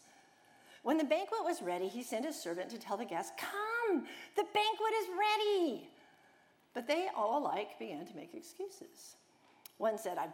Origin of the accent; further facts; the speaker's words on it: United States; I'm American, and I tend to think like an American or a Westerner